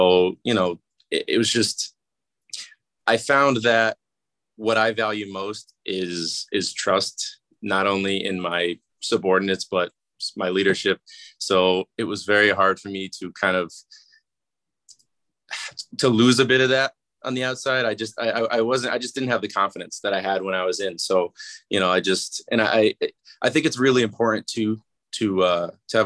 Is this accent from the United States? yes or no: yes; Massachusetts, United States; I'm from Massachusetts as well, and it's a 20-minute drive from where I grew up